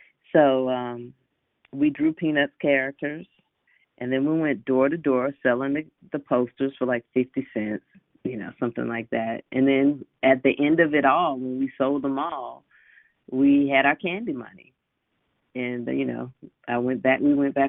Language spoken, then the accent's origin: English; Decatur, Georgia, United States; I grew up in Decatur in DeKalb County, and I went to Southwest DeKalb High School